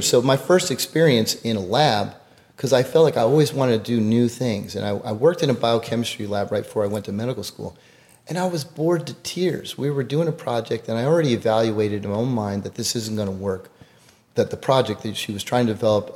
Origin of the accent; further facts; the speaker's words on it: Greenwich, Connecticut, United States; now in Houston, United States; I grew up in Greenwich, Connecticut